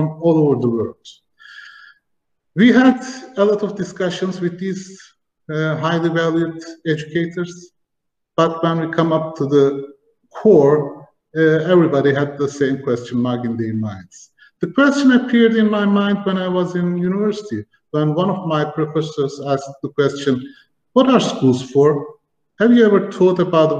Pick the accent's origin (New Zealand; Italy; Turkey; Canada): Turkey; also born or lived in Germany; I was born in 1975 in Germany and started my school life when I was 4 in Germany. My parents had to work in a factory and I had to go to school. We moved to Turkey